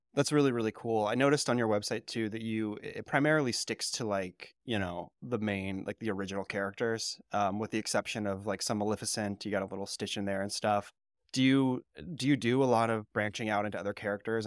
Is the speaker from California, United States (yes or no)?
yes; California, United States; moved away; I'm from California